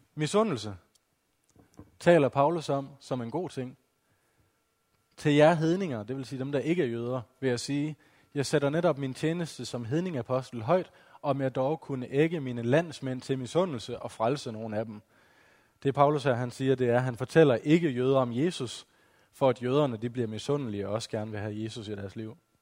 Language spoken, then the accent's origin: Danish; West Jutland, Central Denmark Region, Denmark; now in Odense, Denmark; Som I måske kan høre på min dialekt, så er jeg ikke oprindelig fra Fyn. Jeg kommer fra Vestjylland